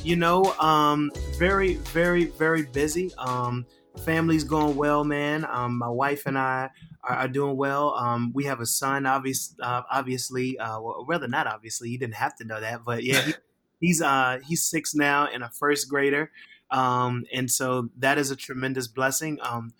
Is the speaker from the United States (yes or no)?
yes; Richmond, Virginia, United States; So, man, I am I'm originally from Richmond, Virginia. Grew up there, born and raised until, you know, 18.